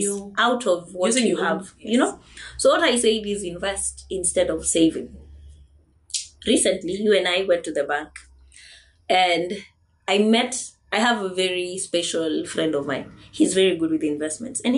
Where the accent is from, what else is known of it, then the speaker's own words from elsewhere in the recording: Kenya; as Kenyan youth